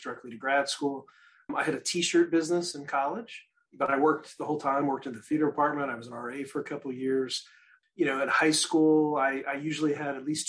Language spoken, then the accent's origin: English; Midwest, United States; I grew up in the Midwest, so we cut grass in the spring and summer